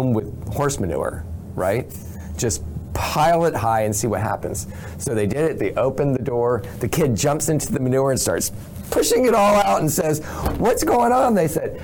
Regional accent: South Dakota, United States; moved away; I was raised in South Dakota

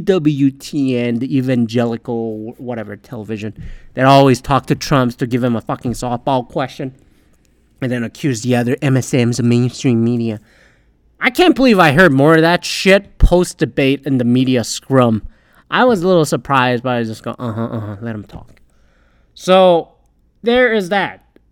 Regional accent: Canada; if I were to submit a ballot as a Canadian

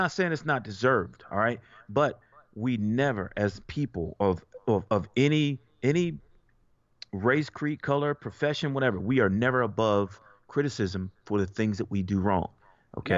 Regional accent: United States; most of us were born here, okay? I'm an American

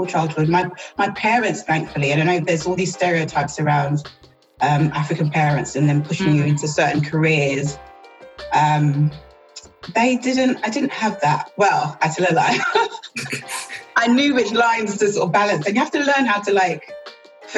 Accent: London, United Kingdom; I was born in the depths of South East London

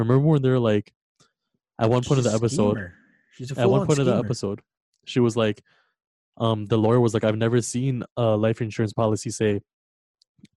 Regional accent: Canada; we're from Canada

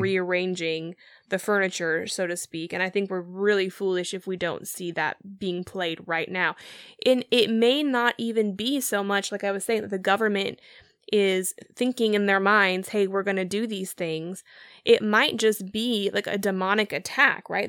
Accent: United States

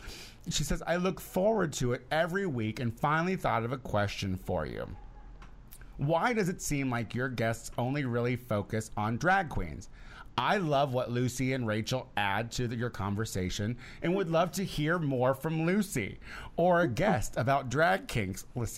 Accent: Canada; I'm from Canada, but it sounds important.

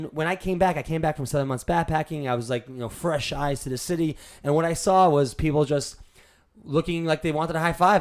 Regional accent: New York City, New York, United States; I was born in New York. And I was brought up in a pretty positive home.

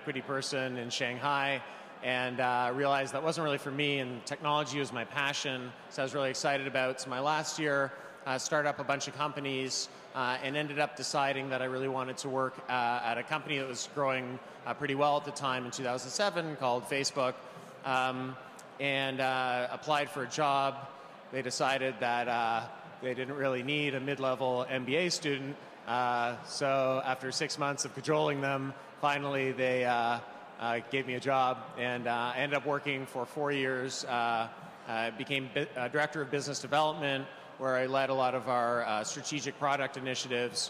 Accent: Canada; moved away as an adult; now in New York, United States; I'm originally actually from Canada, but first moved... Yeah, all right. But moved to New York

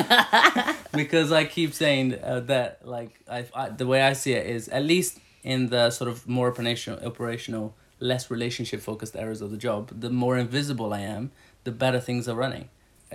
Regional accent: Brazil; moved away; I grew up in Brazil.

